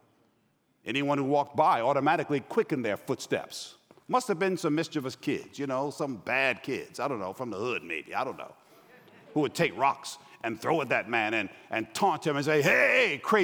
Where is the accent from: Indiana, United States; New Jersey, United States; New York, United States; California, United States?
New York, United States; also born or lived in Los Angeles; now in Atlanta, United States; I'm from New York. I currently live in Atlanta. I lived in LA before I went back home.